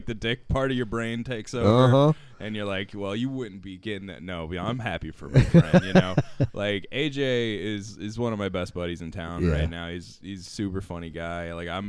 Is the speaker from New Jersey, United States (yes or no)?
no; Gainesville, Florida, United States; Yeah, I'm from Gainesville. Parents are both from, you know, Newberry and Archer.